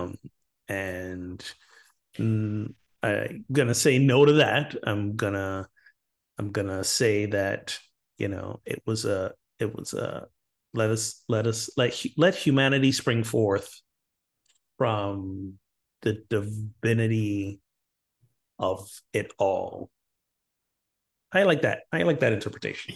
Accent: Barbados; my home country of Barbados

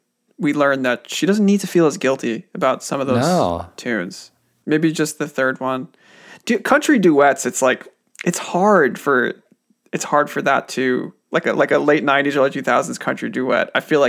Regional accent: New York, United States; accent: Long Island; I've been working hard on getting rid of this, rid of my Long Island accent.

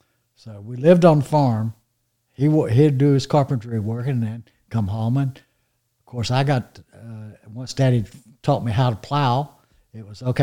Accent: Fayetteville, North Carolina, United States; No, I grew up in Fayetteville.

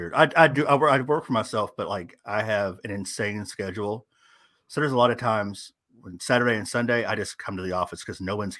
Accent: California, United States; born there; now in Tennessee, United States; I am originally from California.

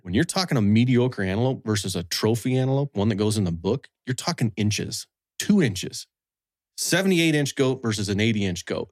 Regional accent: Wyoming, United States; I was actually born and raised in, uh, Wyoming

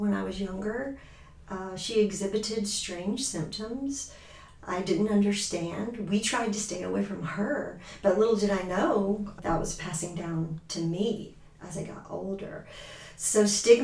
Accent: Georgia, United States; moved away as an adult; now in Michigan, United States; I'm from Georgia. I've been in Michigan since 2017.

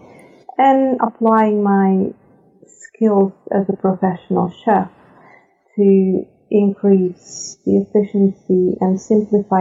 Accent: Serbia; moved away as an adult; now in Netherlands; I'm originally from Serbia. I've been living in the Netherlands for 18 years now

